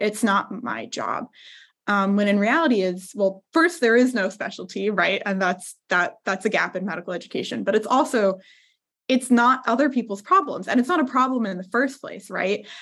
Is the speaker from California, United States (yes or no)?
yes; Southern California, United States; I'm originally from Southern California